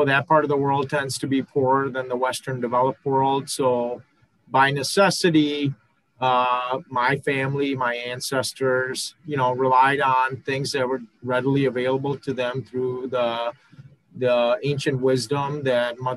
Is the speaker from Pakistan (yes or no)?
yes; Pakistan; moved away; I'm originally from Pakistan